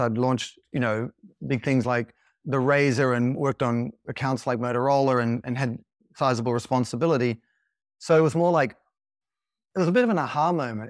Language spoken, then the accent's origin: English; Sydney, New South Wales, Australia; I grew up in Sydney